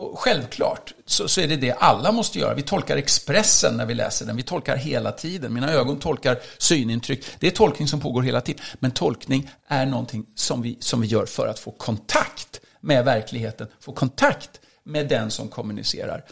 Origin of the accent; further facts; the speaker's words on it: Sweden; Jag är ganska svensk